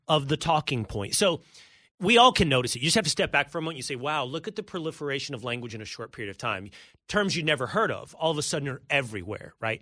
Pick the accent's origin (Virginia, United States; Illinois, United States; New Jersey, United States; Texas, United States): Texas, United States; moved away as an adult; also born or lived in New York City; I lived in New York City for fifteen years. I now live in Texas, my home state